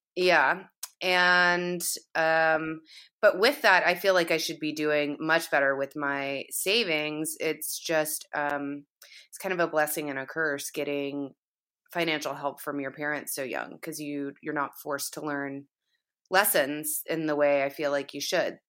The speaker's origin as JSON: {"language": "English", "region": "the South", "country": "United States", "moved": "yes", "said": "I'm from the South originally, so that, the, kind of that whole area in the Southeast is, is home, in essence"}